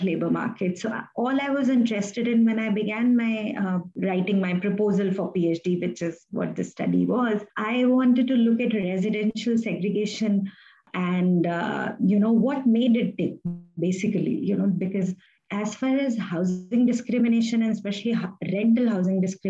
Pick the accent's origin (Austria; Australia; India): India; Delhi; as a child growing up in Delhi